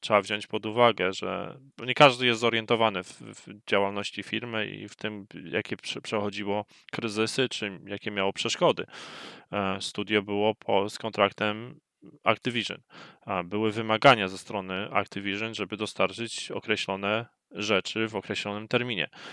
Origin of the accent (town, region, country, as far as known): Poland; moved away